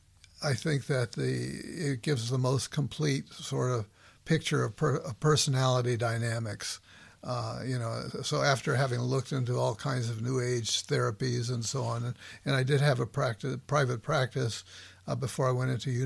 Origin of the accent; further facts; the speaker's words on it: Los Angeles, California, United States; moved away as an adult; also born or lived in Philadelphia; I grew up in Southwest LA.